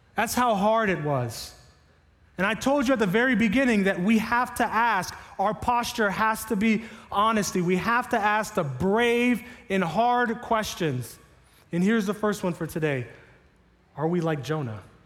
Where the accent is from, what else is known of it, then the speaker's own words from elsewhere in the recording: Miami, Florida, United States; now in Sarasota, United States; I grew up in Miami